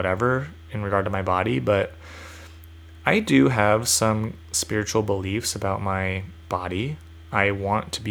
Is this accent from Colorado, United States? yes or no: no; California, United States; I identify as a Californian